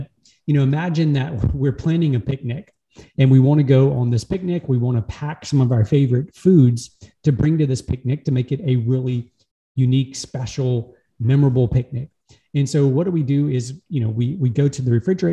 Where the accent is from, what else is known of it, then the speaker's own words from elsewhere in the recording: Louisiana, United States; I'm from Louisiana in the US, United States, born and raised in the same town